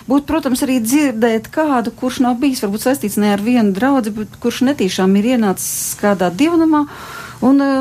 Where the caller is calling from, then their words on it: Ogre, Ogre Municipality, Latvia; Es esmu saistīta ar draudzi, es esmu no Ogres piezvanījusi.